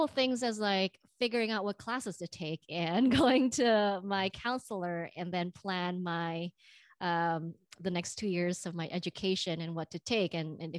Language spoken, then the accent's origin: English; Indonesia; now in United States; You know, I'm from the Bay Area, but I'm originally from Indonesia.